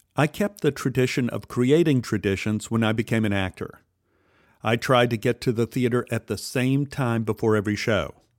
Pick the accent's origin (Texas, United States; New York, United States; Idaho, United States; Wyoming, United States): Texas, United States; Dallas; Growing up in Oak Cliff, television was the window to my world